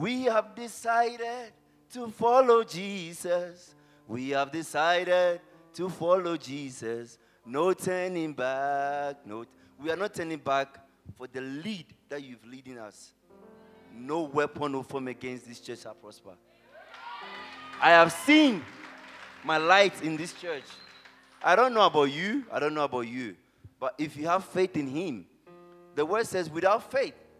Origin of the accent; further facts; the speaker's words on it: Ghana; moved away as an adult; now in Florida, United States; I'm a Ghanaian. I've been in Florida from June